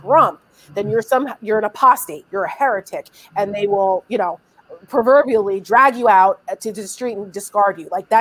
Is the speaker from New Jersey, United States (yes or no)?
yes; New Jersey, United States; I'm from New Jersey